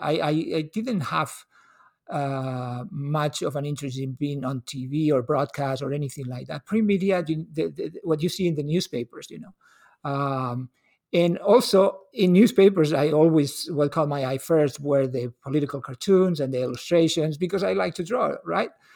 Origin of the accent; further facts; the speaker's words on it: L'Hospitalet de Llobregat, Catalonia, Spain; now in Seattle, United States; was born and raised in Hospitalet. It's a little city outside Bar-, the Barcelona city limits